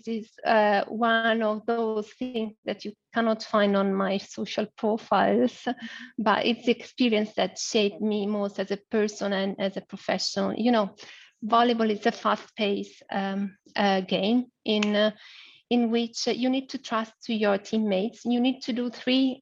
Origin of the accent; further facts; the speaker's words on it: Milan, Lombardy, Italy; I was born in Milan. In Italy.